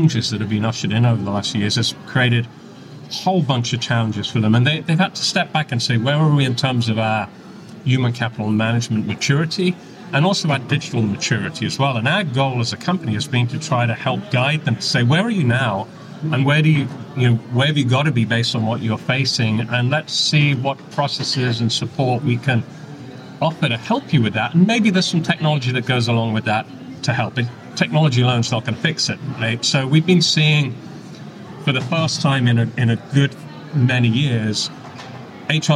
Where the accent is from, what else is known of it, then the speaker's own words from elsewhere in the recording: Texas, United States; accent: Texan; as you can tell from my accent, I'm a native Texan